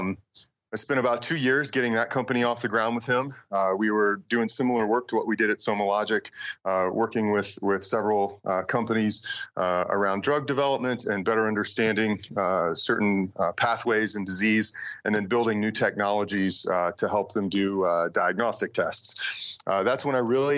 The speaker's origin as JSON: {"language": "English", "region": "North Carolina", "country": "United States", "tie": "born or raised there", "moved": "as an adult", "lives_now": "Boulder, Colorado, United States", "said": "I grew up in North Carolina"}